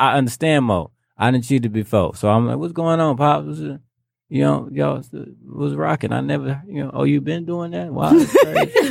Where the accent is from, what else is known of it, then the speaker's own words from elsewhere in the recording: Detroit, Michigan, United States; growing up in Detroit